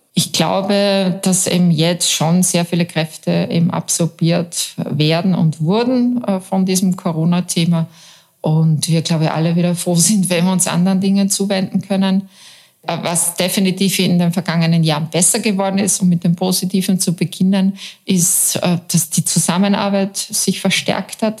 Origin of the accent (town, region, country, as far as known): Austria